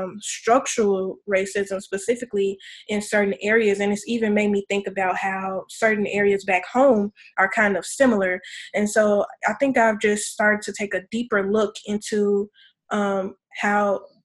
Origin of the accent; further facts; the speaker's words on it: Chicago, Illinois, United States; moved away as an adult; also born or lived in Columbia, Missouri; now in St. Louis, United States; I'm originally from the south suburbs of Chicago